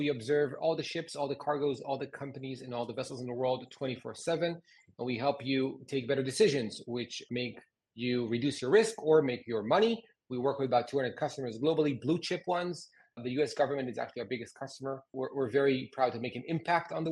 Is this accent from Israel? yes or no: yes; Haifa, Haifa District, Israel; like 800 people in my hometown. In Haifa